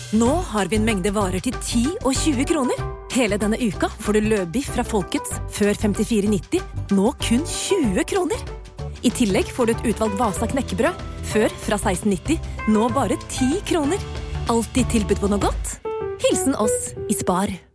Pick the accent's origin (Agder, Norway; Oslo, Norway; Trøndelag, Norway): Oslo, Norway; moved away as an adult; tidligere byvanker, jeg, i og med ja. at jeg er fra Oslo sentrum